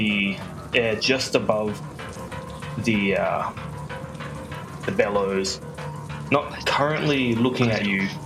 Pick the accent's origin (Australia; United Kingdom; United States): Australia; I'm Australian